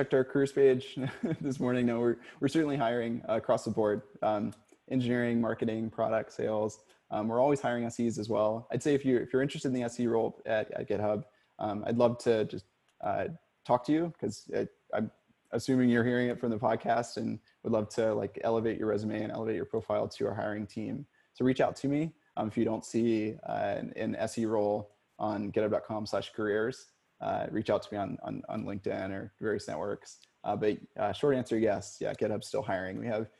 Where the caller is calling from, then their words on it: Portland, Oregon, United States; And I'm calling from Portland, so this is ever true for me right now.